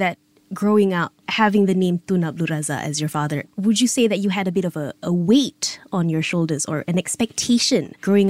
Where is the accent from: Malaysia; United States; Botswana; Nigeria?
Malaysia; me as a Malaysian